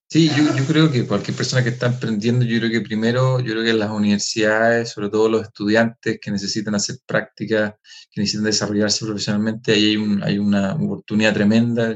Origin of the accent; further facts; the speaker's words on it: Chile; nosotros como, como chilenos ocupamos palabras que quizás no se van a entender